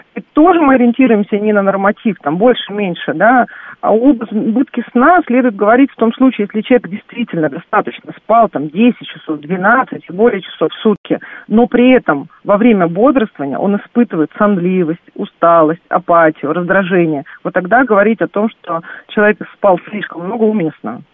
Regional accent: Saint Petersburg, Russia; я сама родилась в Санкт-Петербурге

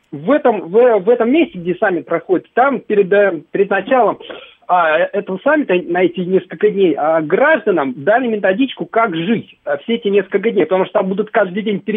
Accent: Moscow, Russia; я москвич

